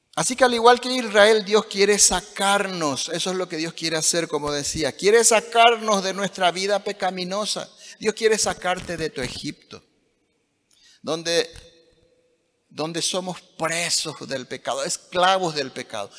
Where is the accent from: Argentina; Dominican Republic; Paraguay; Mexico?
Paraguay